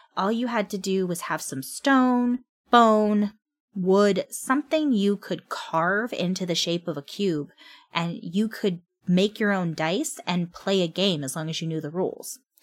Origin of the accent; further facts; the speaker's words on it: California, United States; I'm from California. I've lived here all my life